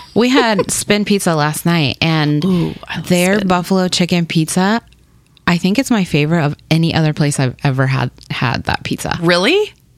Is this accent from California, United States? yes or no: no; Topeka, Kansas, United States; English is a second language; also born or lived in Paraguay / Burlingame, Kansas; now in Kansas City, United States; we lived we lived in Burlingame for about a year. Then we moved and we grew up in Topeka, Kansas